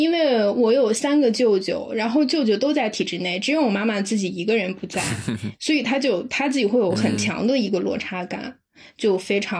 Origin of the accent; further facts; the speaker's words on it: Inner Mongolia, China; 我是内蒙古的。